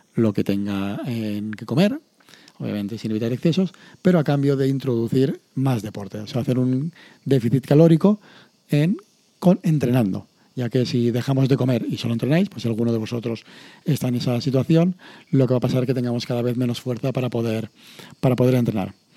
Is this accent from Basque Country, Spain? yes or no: no; Castellón de la Plana, Valencian Community, Spain; aquí a Castellón